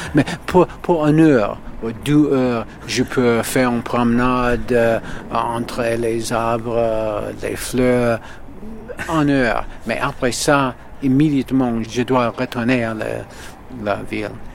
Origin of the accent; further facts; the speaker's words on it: New York, United States; French is a second language; je suis né à New York et j'habite à New York